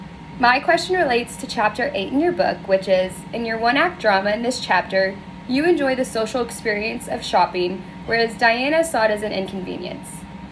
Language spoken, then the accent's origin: English; Houston, Texas, United States; I am a senior from Houston, Texas.